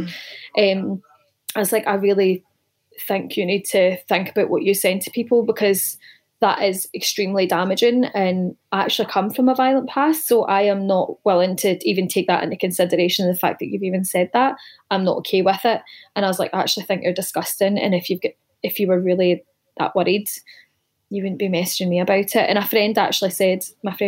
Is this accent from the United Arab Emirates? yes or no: no; Greenock, Scotland, United Kingdom; moved away; growing up in Scotland, everyone's heavy-handed. It's not unusual to get smacked back home.